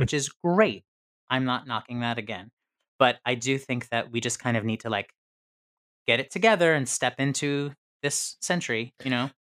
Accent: near Syracuse, upstate New York, United States; I'm from upstate New York. but it's more central, it's by Syracuse

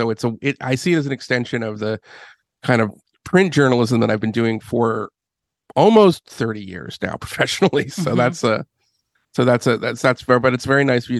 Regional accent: Philadelphia, Pennsylvania, United States; So I grew up in Philadelphia. I've raised by a Jewish family.

